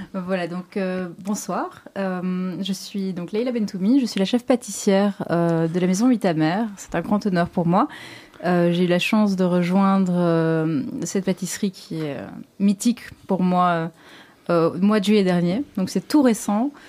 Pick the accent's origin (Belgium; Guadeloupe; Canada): Belgium; Brussels, Brussels-Capital Region; Je suis belge, je suis bruxelloise, pure mhm. souche, donc née ici.